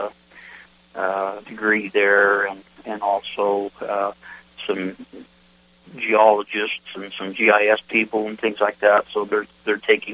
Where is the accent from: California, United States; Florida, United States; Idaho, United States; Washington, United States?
Idaho, United States; I was born and raised here in Idaho and in the Northwest, Western states.